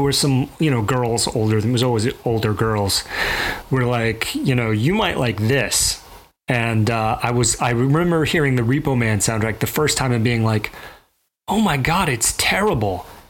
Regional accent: Mobile, Alabama, United States; I grew up in Mobile, Alabama

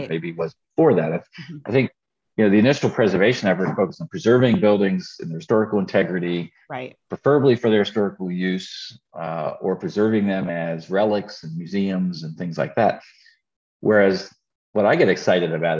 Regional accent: York, Pennsylvania, United States; when we were growing up in York, Green's Dairy was an old fashioned ice cream and milk dairy in York

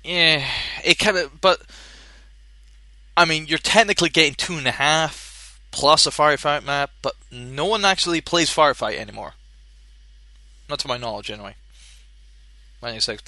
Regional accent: Scotland, United Kingdom; I'm from Scotland

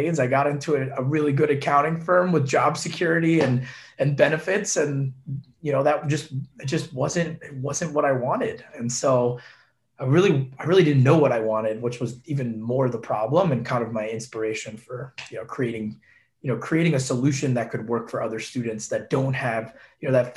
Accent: Long Island, New York, United States; my house where I grew up in Long Island

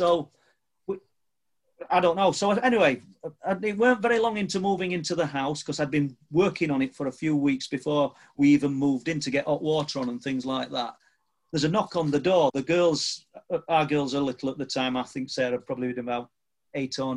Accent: Church Street, near Mexborough, Yorkshire and the Humber, United Kingdom; I was born on Church Street, literally width of a road

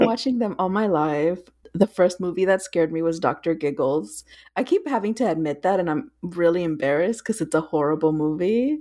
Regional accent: South Texas and Northern Mexico, United States; I grew up in South Texas and Northern Mexico

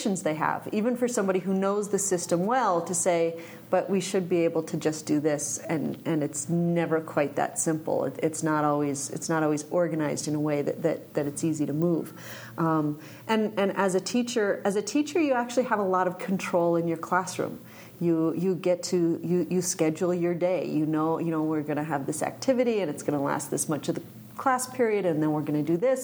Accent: Mountaintop, Pennsylvania, United States; moved away as an adult; now in Martin City, United States; I was born and raised in Mountaintop, Pennsylvania

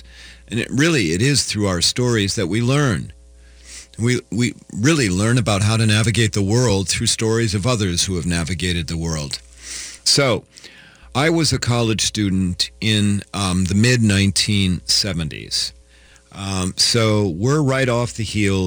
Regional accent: Cedar Rapids, Iowa, United States; I grew up in Cedar Rapids, went to college in my hometown, lived on campus.

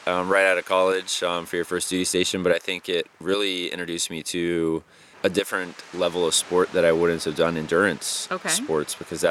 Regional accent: Charleston, South Carolina, United States; I was born in Charleston, South Carolina, so all the way on the East Coast

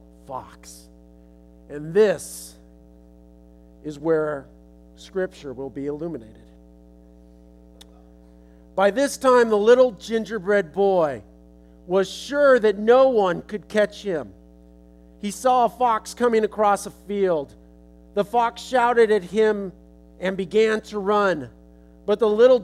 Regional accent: Los Angeles, California, United States; I'm from California, I'm from Los Angeles

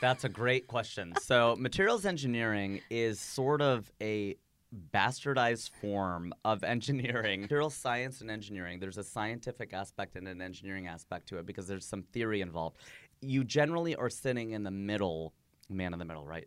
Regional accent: United States; also born or lived in Fairfield; now in Los Angeles, United States; my nationality is American, my ethnicity is Indian

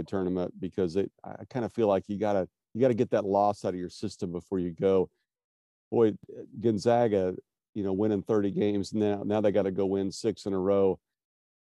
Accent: Wichita, Kansas, United States; I'm from Wichita

